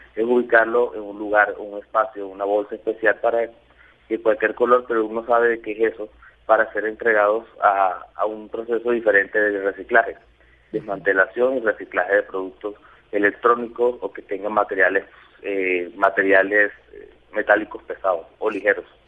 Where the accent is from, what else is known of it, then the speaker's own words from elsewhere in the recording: Barranquilla, Atlántico, Colombia; yo soy barranquillero, yo estoy en Barranquilla